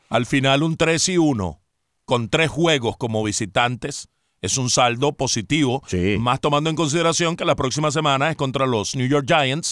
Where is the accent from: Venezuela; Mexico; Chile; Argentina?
Venezuela; moved away; como tantos venezolanos que pues hemos salido del país